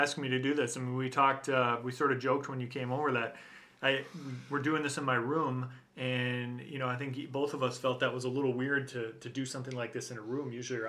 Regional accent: Minnesota, United States; I mentioned my pride in being a Minnesotan and how I feel and how I feel pride at the shape of the state when I see that outline.

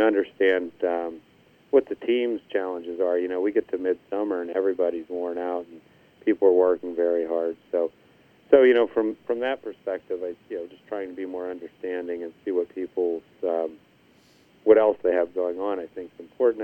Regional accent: Indiana, Pennsylvania, United States; Indiana Country Club which was my hometown, Indiana, PA

